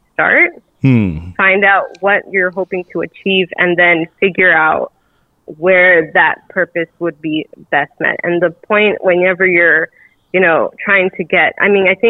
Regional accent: Lynwood, California, United States; moved away as an adult; also born or lived in Michigan; now in Los Angeles, United States; I grew up like borderline Compton, California

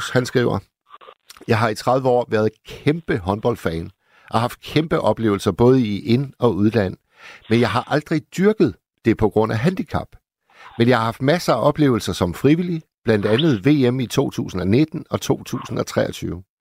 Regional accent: Hirtshals, North Denmark Region, Denmark; mig op i Hirtshals, hvor jeg kommer

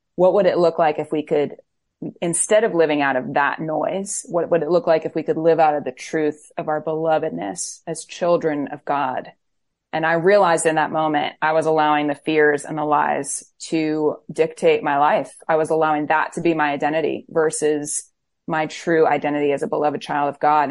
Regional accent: Florida, United States; also born or lived in Camden, New Jersey; now in Nashville, United States; I was born in Camden, New Jersey, but grew up in Florida, so I'm a Floridian

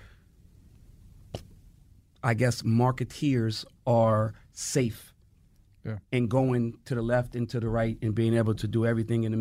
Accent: New York City, New York, United States; I'm a New York City guy. I'm from Harlem, USA. I grew up in this hip hop world.

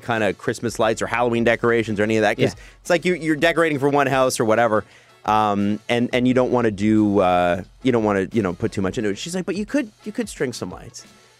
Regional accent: Toronto, Ontario, Canada; I grew up in Scarborough, right at Port Union and Lawrence area

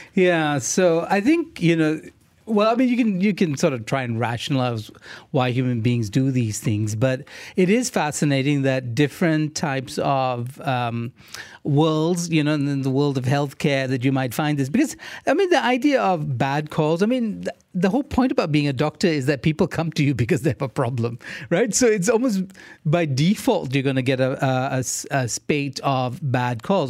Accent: India; I'm Indian.

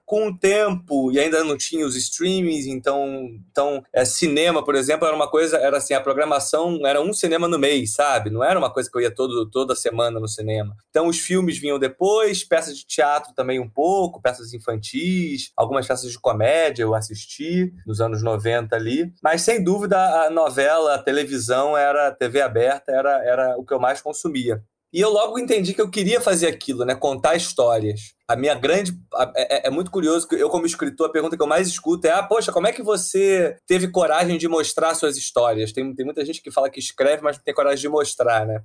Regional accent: Rio de Janeiro, Brazil; Eu sou carioca, né? E eu venho de uma família de classe média baixa, que nasceu no subúrbio do Rio, nasci no subúrbio do Rio de Janeiro

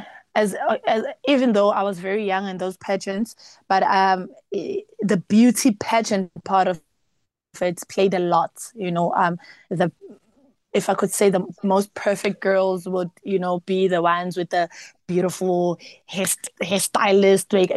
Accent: South Africa; being a South African and being a Zulu South African, a South African child

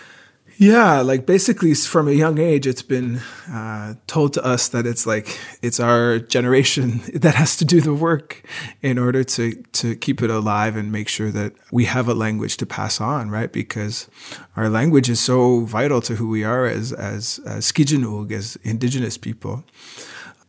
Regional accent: Wabanaki territory, east coast of Canada, Canada; now in Montreal, Canada; I come from Wabanaki territory, the east coast of what some people call Canada today. I'm a singer, and now I live in Montreal

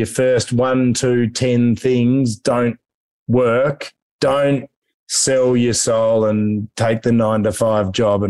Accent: Hobart, Tasmania, Australia; moved away; I'm a Tassie boy. I grew up in Hobart.

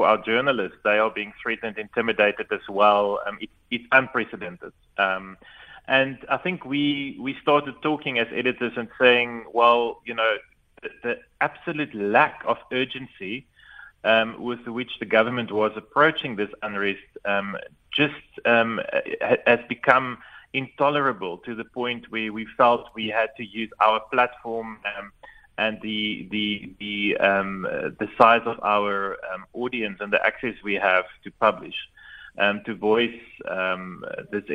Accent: South Africa; as a South African citizen

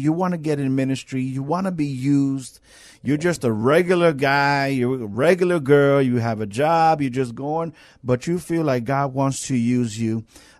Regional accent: New York, United States; now in San Antonio, United States; and that's a big thing for me because I'm from New York.

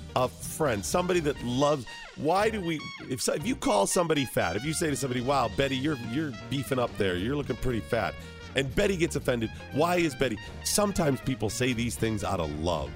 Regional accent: Ohio, United States; I grew up in Ohio

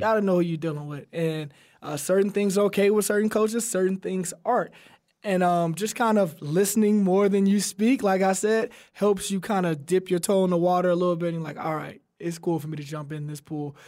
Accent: Alabama, United States; We're both from Alabama

